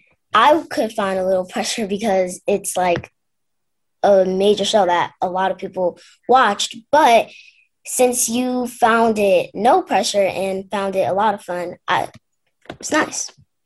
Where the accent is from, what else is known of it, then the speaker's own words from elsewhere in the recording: United States; accent: American; it would take me a long time to lose my American accent since I've been using it for so long.